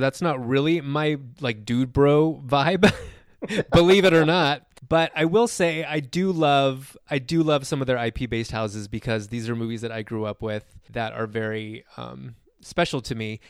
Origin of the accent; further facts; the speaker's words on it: Southern California, United States; I grew up in Southern California